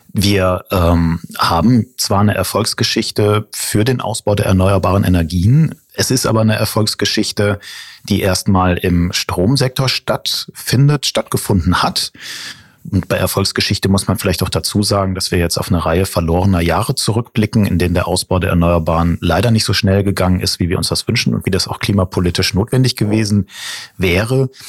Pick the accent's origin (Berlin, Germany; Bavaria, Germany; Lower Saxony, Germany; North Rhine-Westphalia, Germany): North Rhine-Westphalia, Germany; ich bin nämlich groß geworden am Niederrhein